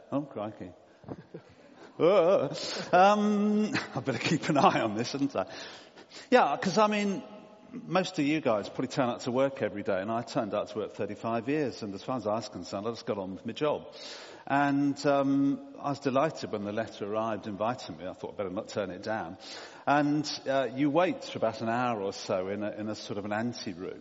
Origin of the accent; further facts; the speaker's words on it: Portsmouth, South East England, United Kingdom; I was brought up in Portsmouth, a naval town.